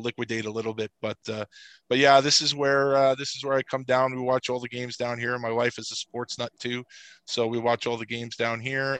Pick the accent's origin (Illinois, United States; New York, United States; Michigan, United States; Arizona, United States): New York, United States; New York City; I grew up in Queens, which is a borough outside of Manhattan